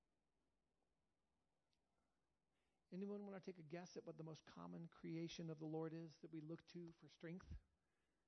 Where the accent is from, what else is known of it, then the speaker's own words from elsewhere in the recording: United States; I love being an American